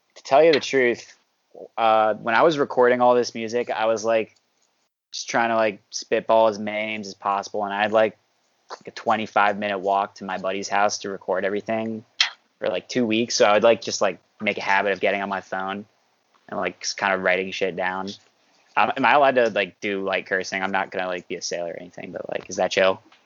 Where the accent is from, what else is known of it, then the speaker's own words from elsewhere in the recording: New York, United States; I'm from New York, and I play guitar